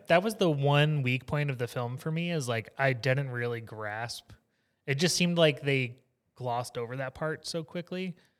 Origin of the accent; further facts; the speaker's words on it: Southeast Texas, United States; I grew up in Southeast Texas, being a kid